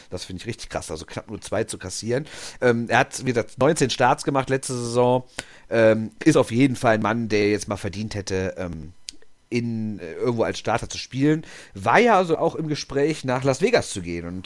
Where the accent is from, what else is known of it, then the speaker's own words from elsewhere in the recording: Düsseldorf, North Rhine-Westphalia, Germany; ja, als Düsseldorfer darf man den natürlich nicht vergessen.